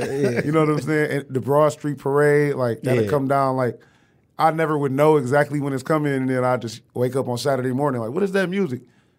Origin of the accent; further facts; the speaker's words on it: Detroit, Michigan, United States; I mean, I was in the ghetto. You know what I mean? I grew up off of Dexter. Yeah, I didn't know how ghetto. I didn't know how ghetto it was till I went other places.